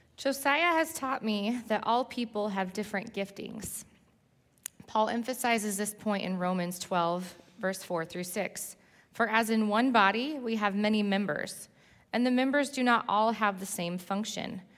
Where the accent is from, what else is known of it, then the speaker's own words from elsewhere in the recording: Southern California, United States; moved away as an adult; now in New Jersey, United States; I grew up in Southern California, and he somehow convinced me to move to New Jersey eight years ago.